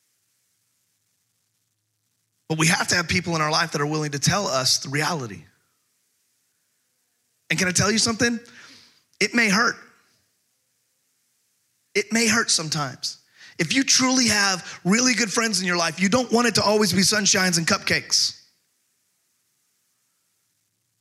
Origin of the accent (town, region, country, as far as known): Texas, United States; also born or lived in California; now in Camden, United States